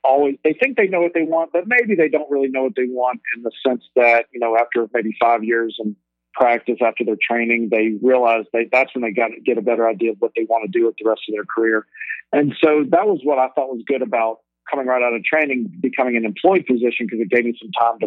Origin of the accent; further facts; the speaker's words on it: Alexandria, Louisiana, United States; moved away as an adult; also born or lived in Baton Rouge, Louisiana / Cleveland; now in San Francisco, United States; I'm originally from Alexandria, Louisiana